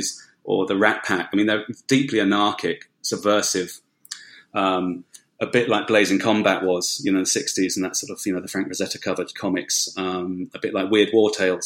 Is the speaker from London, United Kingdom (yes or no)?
yes; London, United Kingdom; I was born in West London in the UK